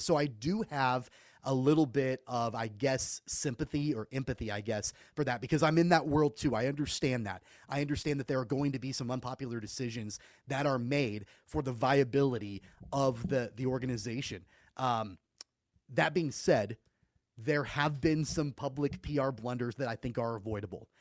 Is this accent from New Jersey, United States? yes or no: no; Wichita, Kansas, United States; I'm from Wichita. I was born and raised here, grew up going to Wichita Wranglers games